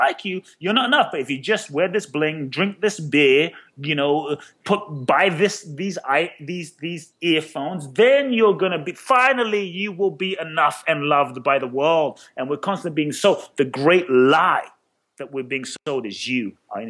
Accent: London, United Kingdom; moved away as an adult; also born or lived in Ghana / Peckham, London; now in United States; I grew up in London.

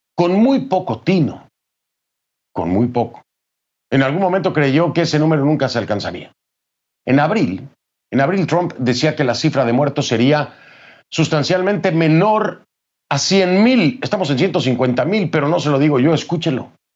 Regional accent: Mexico; México, de mi país.

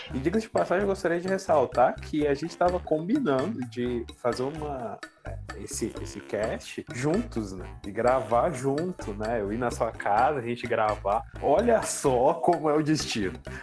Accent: Brazil; eu sou brasileiro, amo assim, o meu país

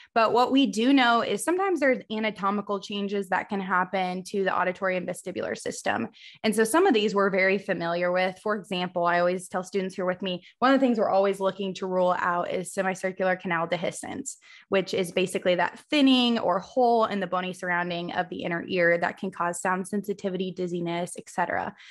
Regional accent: Missouri, United States; I'm originally from Missouri. I obviously live in Missouri now

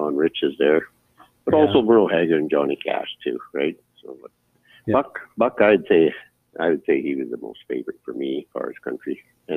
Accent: Brownville, Alberta, Canada; moved away; also born or lived in Hinds Creek; I was born in Brownville, Alberta

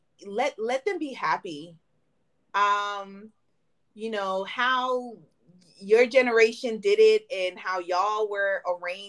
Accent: United States; I'm an American

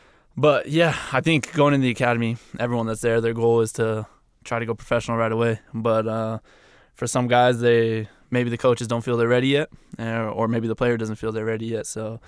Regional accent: New Mexico, United States; So I went to University of New Mexico, obviously. I'm from New Mexico.

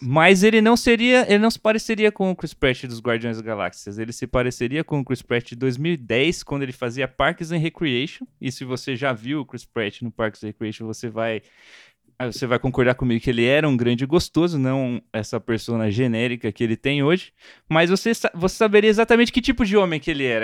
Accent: Brazil; como brasileiro

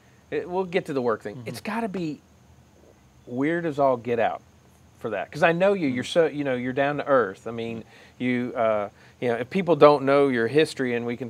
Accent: Winston-Salem, North Carolina, United States; I grew up in Clemens West, and we moved in 84 to the police trap on South Creek Parkway.

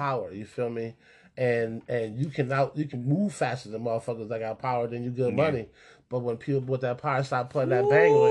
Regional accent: New York, United States; I'm from New York State.

